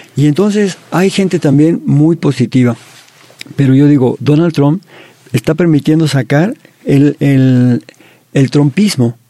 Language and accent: Spanish; Mexico; como mexicanos